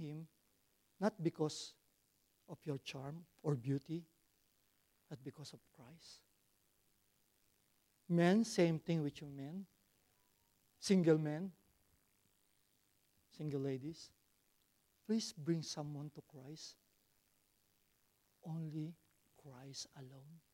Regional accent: Philippines; English is a second language; now in Australia; I'm a Filipino

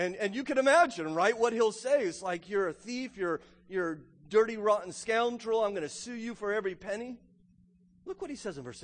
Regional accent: United States; also born or lived in Loudoun County, Virginia; as an American

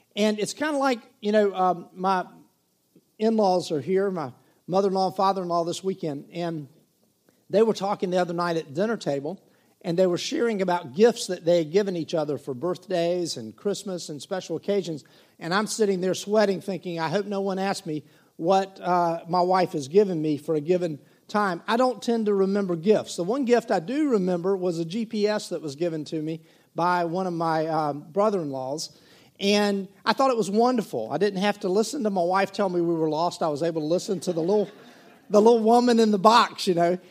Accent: Myrtle Beach, South Carolina, United States; also born or lived in Waccamaw River, South Carolina; when I was 17 years of age, we moved from Myrtle Beach inland on Highway 90

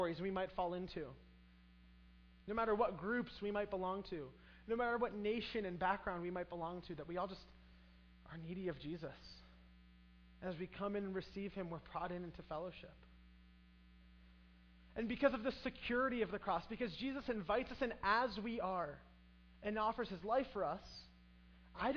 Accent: United States; also born or lived in Brazil; I grow up in American culture

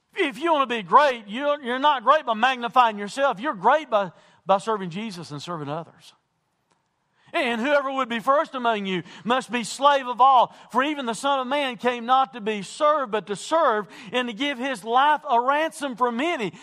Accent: United States

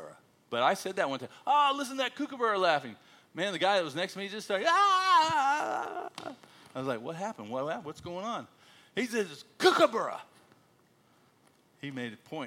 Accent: United States; moved away as an adult; now in Australia; I'm American

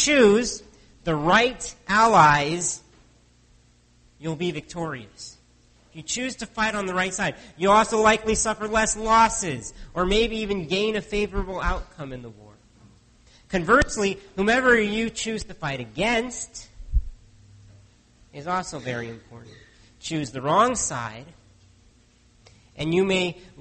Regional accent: United States; now in Canada; I grew up in the States

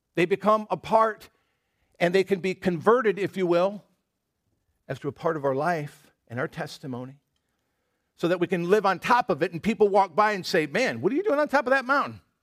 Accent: Michigan, United States; moved away; I grew up in Michigan, the, you know, patron state of apples

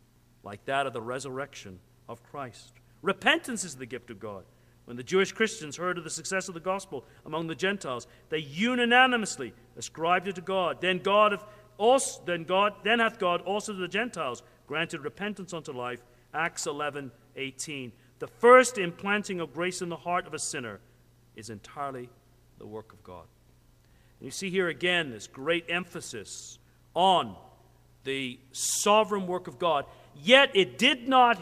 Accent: Canada; I'm a Canadian

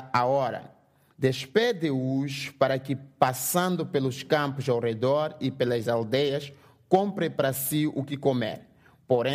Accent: Mozambique; first language Portuguese; English is a second language; I'm from Mozambique. So in my country, we speak Portuguese, not English

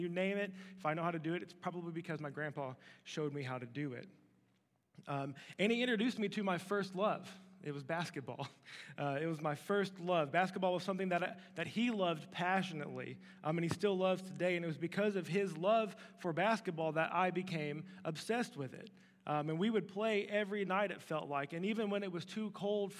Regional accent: Louisville, Kentucky, United States; I was born in Louisville, Kentucky, to a young mom and a young dad

